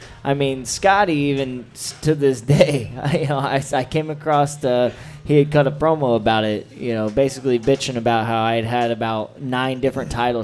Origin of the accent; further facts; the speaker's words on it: Indiana, United States; I'm from Indiana, and I've worked for different companies in Indiana.